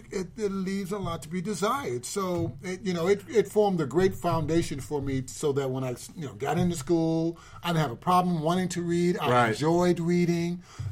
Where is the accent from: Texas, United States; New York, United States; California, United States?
New York, United States; New York City; I grew up in Harlem.